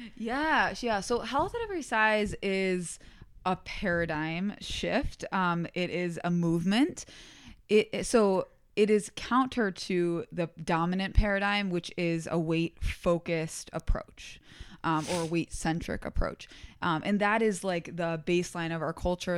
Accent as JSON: {"language": "English", "town": "Albany", "region": "New York", "country": "United States", "tie": "born or raised there", "said": "I went to community college, um, in my hometown around, like, the Albany, New York area"}